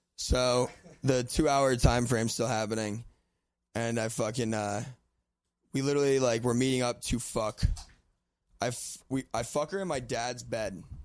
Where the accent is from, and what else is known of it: Lancaster, Pennsylvania, United States; born or raised there